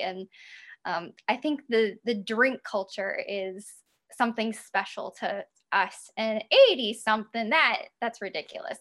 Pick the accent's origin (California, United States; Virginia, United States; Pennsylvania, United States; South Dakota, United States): South Dakota, United States; now in Milwaukee, United States; I grew up in South Dakota, but then I moved to Milwaukee about 15 years ago.